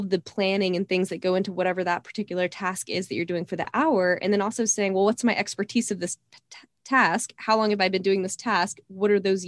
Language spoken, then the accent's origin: English; Texas, United States; growing up in Texas, that was something, you know, it's kind of in my Southern roots